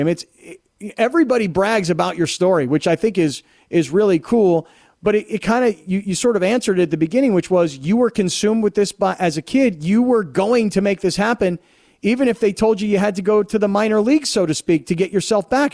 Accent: Fort Lauderdale, Florida, United States; I grew up in Fort Lauderdale

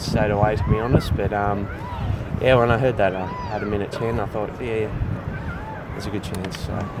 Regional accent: Hobart, Tasmania, Australia; I'm from Hobart, and we're bred pretty tough down that way

